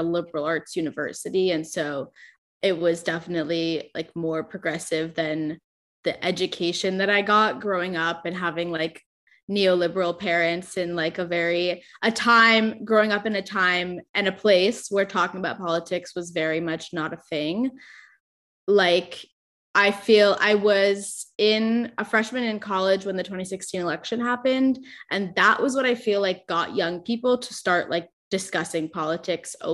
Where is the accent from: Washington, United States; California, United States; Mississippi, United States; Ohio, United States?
California, United States; Orange County; also born or lived in Chicago; I grew up in Orange County, which is like known for being a conservative part of California